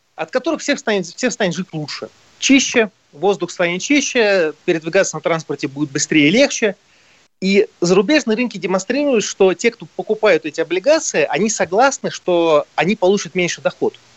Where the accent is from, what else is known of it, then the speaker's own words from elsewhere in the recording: Moscow, Russia; мы москвичи